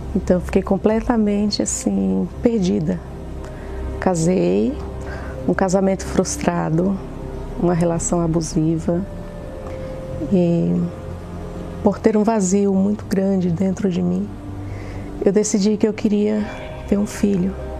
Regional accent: Pernambuco, Brazil; moved away as an adult; now in São Paulo, Brazil; eu não era aqui de São Paulo. Eu nasci em Pernambuco e vim para cá assim que casei

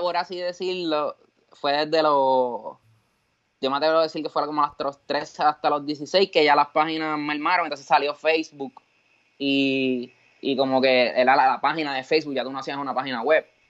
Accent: Cabo Rojo, Puerto Rico; yo soy de Cabo Rojo

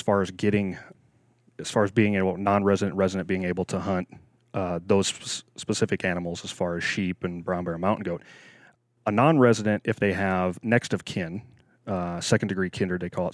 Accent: Nebraska, United States; moved away as an adult; also born or lived in Wyoming; now in Alaska, United States; I was, I was born and raised in the Midwest, uh, Nebraska boy, farm boy, um, till I was about twenty years old

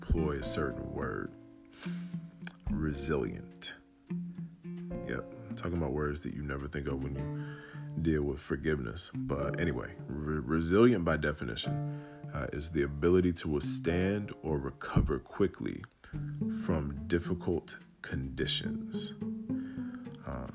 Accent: Atlanta, Georgia, United States; I'm from Atlanta, ATL, Dirty South

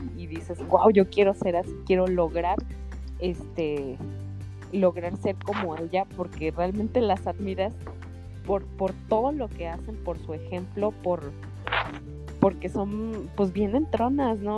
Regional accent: Guanajuato, Mexico; yo soy de Guanajuato

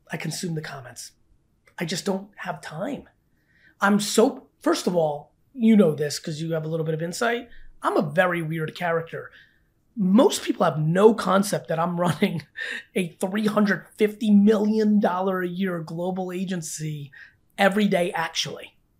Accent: New Jersey, United States; I grew up in Jersey my whole life

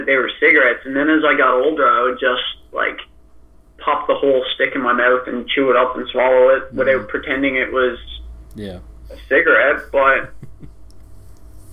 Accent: Newfoundland and Labrador, Canada; Growing up in Newfoundland

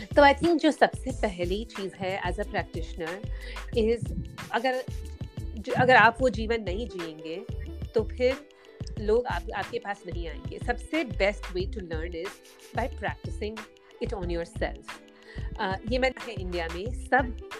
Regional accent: Mumbai, Maharashtra, India; मैं एक्चुअली मुंबई में बड़ी हुई

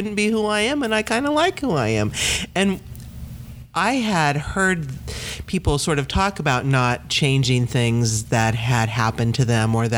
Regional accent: Midwest, United States; now in Maine, United States; I came from the Midwest, a very landlocked area.

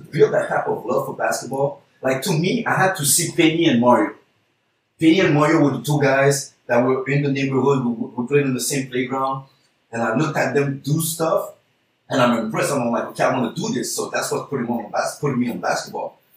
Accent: Haiti; For us, it's kind of normal Haitians. Okay, we come from Haiti and okay, we start playing hockey.

